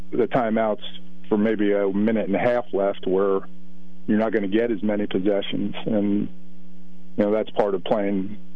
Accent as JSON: {"language": "English", "region": "New Jersey", "country": "United States", "accent": "New Jersey", "said": "Excuse my New Jersey accent"}